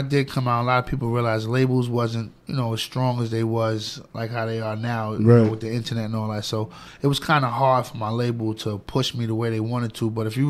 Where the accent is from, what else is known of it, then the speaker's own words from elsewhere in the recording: New York City, New York, United States; Well, I'm from Flushing, Queens